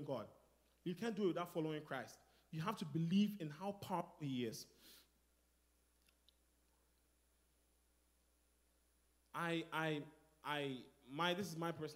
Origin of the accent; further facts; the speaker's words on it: Ghana; moved away; I'm from Ghana